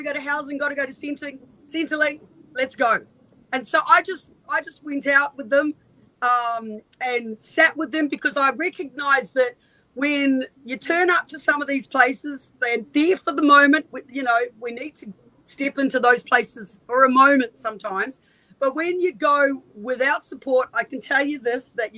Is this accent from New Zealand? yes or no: yes; New Zealand; also born or lived in Northern Beaches, Australia; now in Australia; I'm from New Zealand, so I had no family here at all